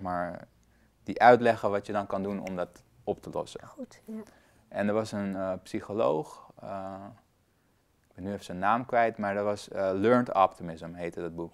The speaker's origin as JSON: {"language": "Dutch", "country": "Afghanistan", "tie": "born or raised there", "moved": "yes", "lives_now": "Netherlands", "said": "ik ben dus geboren in Afghanistan. Ik, heb, ik ben Afghaans en Nederlands"}